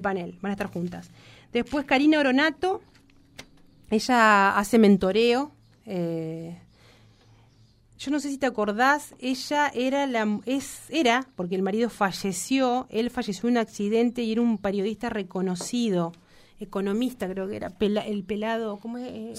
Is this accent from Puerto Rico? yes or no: no; Argentina; Nos merecemos como Argentina, como argentinos